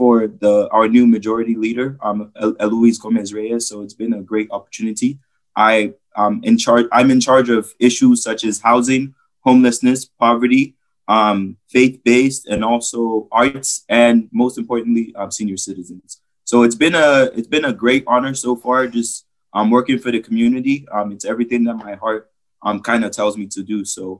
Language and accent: English; Nigeria; now in California, United States; I'm from Nigeria, as I stated earlier. I moved here in 2010 and have been going to school here ever since.